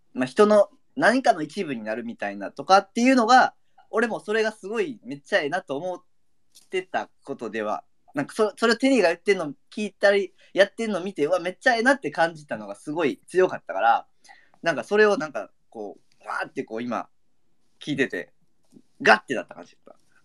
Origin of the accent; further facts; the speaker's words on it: Kansai, Japan; 全然俺関西人やけど